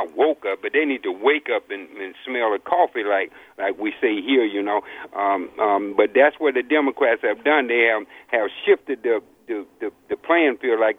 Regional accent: Louisiana, United States; also born or lived in New Orleans; I was born, I was born in Louisiana, been in New Orleans, all up and down that Gulf State, you know, the swamp

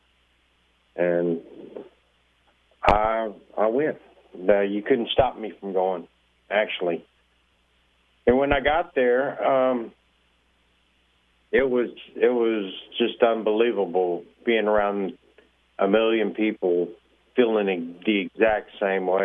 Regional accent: Texas, United States; I'm from Texas

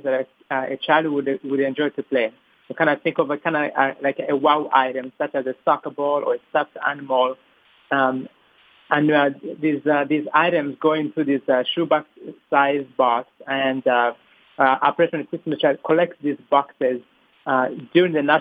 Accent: Rwanda; I'm originally from Rwanda, East Africa

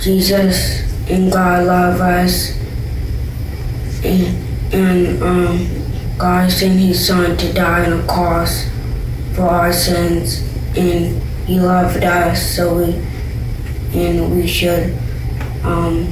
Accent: Orange, Texas, United States; I am 10 years old, and I'm from Orange, Texas.

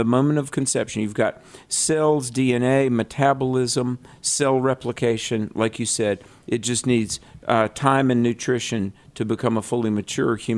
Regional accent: the South, United States; I'm from the South.

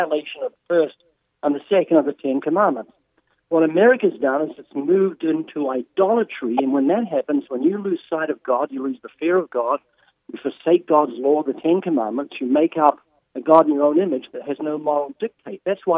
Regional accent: Australia; accent: deep southern accent from down under; He's got his southern accent, and I've got my deep southern accent from down under

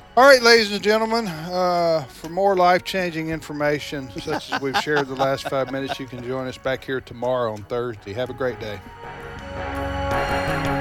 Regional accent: United States; as an American

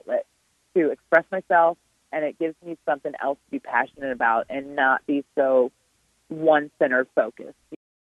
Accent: Richmond, Virginia, United States; also born or lived in Mattaponi Indian Reservation, Virginia; it's here in my hometown. It's in my backyard

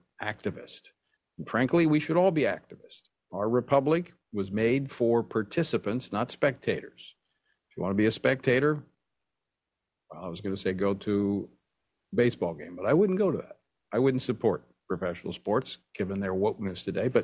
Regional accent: Louisiana, United States; my home state of Louisiana, where I served in the legislature a number of years ago

